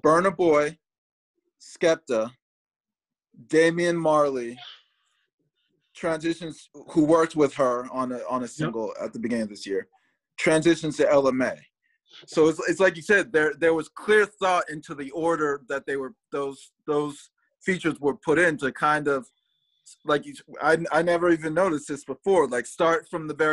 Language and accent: English; United States